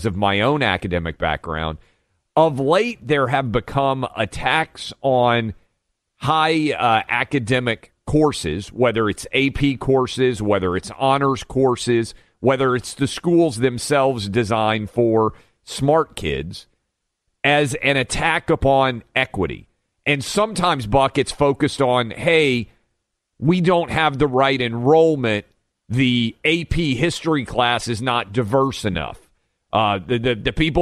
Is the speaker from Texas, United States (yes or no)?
no; Nashville, Tennessee, United States; my hometown of Nashville